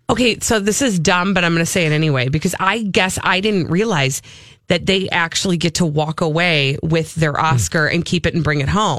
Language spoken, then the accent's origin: English; Minnesota, United States; I'm Minnesotan, but I apparently don't speak Minnesotan all the way